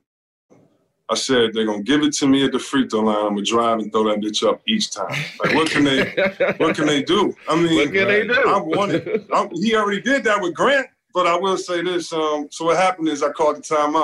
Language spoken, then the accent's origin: English; Detroit, Michigan, United States; I grew up in Detroit, go to the school in the suburbs, want to rep Detroit